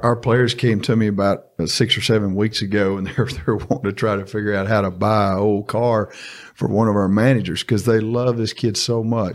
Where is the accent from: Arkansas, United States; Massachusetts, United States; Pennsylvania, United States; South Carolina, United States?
Arkansas, United States; Star City; I'm from Star City. I went to Star City High